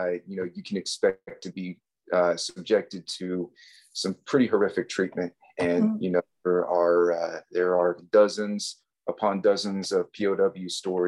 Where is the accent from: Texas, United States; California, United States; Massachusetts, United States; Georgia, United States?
Texas, United States; Houston; I was at least fortunate enough to call Houston my hometown, and I had enough there that I still consider it my hometown.